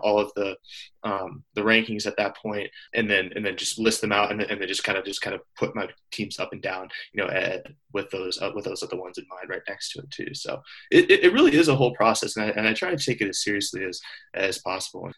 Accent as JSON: {"language": "English", "region": "Iowa", "country": "United States", "moved": "as an adult", "lives_now": "Montana, United States"}